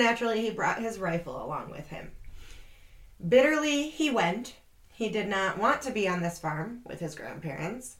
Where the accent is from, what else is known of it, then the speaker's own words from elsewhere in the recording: Rochester, New York, United States; also born or lived in Buffalo; I grew up in Rochester